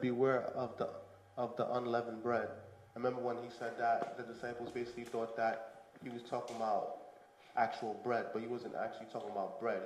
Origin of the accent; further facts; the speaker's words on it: New York City, New York, United States; also born or lived in Canarsie, Brooklyn / Fort Greene, Brooklyn; I came to America at the age of two. I grew up in Bushwick, and I lived in Bushwick from two to the age of 10